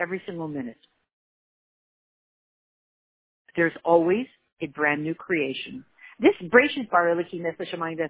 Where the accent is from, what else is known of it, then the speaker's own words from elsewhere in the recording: United States; we're so American